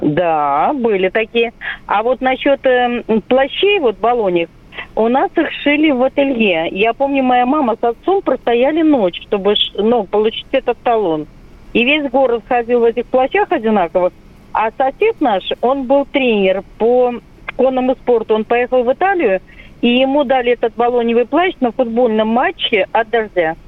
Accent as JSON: {"language": "Russian", "town": "Vilnius", "region": "Vilnius County", "country": "Lithuania", "also_born_or_lived": "Moscow", "moved": "yes", "said": "Я сама из Вильнюса"}